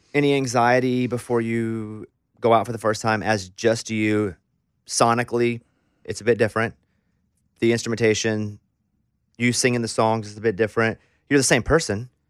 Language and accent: English; Arkansas, United States; I'm from Arkansas